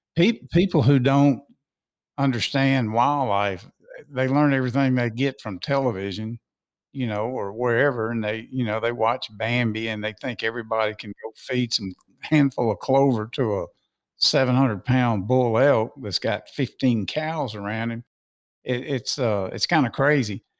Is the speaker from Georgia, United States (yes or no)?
no; Mississippi, United States; I'm from Mississippi